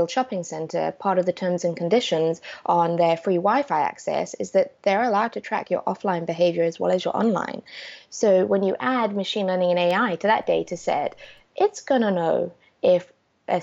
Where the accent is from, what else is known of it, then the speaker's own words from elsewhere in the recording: South Africa; I grew up in South Africa